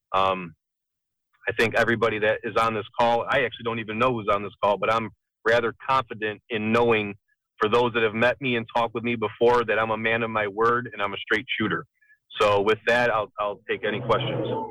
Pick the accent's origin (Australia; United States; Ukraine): United States; Niagara Falls, New York; I'm born and raised in Niagara Falls